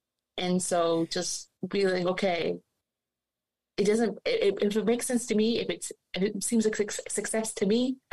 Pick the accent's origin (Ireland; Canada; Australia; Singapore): Canada; since I was a little girl, and growing up in Canada